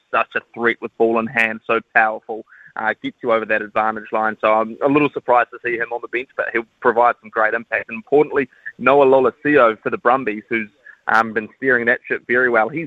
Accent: Christchurch, Canterbury, New Zealand; growing up in Christchurch

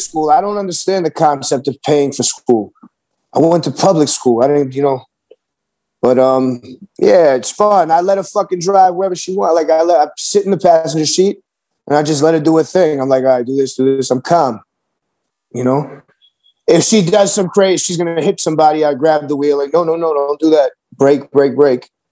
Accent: New York City, New York, United States; me growing up in New York City

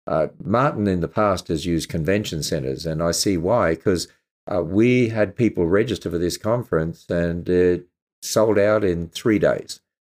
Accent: Australia; And of course, it's my home country.

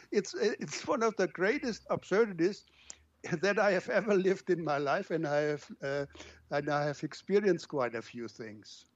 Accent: Germany; now in Brazil; I live outside of my home country

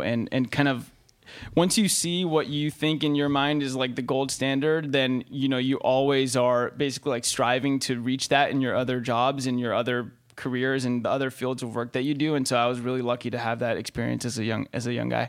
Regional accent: Santa Monica, California, United States; moved away as an adult; also born or lived in Austin; now in San Francisco, United States; born and raised in Santa Monica

